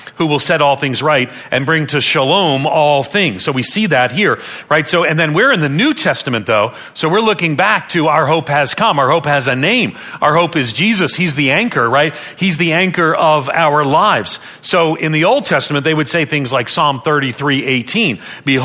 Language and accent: English; Long Island, New York, United States; moved away as an adult; also born or lived in Nashville, Tennessee; I grew up on Long Island outside of New York City